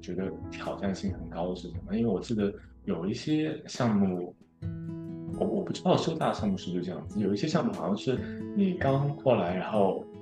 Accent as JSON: {"language": "Chinese", "country": "China", "moved": "yes", "lives_now": "Houston, United States", "said": "我们好像是我们那个学院第二个中国人"}